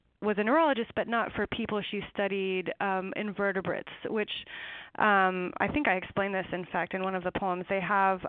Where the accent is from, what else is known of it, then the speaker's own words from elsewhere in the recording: eastern Washington, United States; it's in eastern Washington, in a canyon by the Snake River